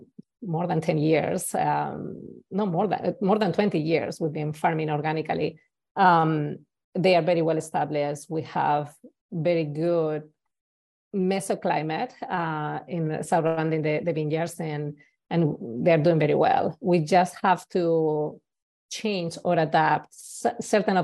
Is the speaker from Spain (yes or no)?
yes; Spain; English is a second language; moved away as an adult; now in Napa Valley, United States; I have an accent. I'm originally from Spain, and I've been in US for more than 15 years, but I still have an accent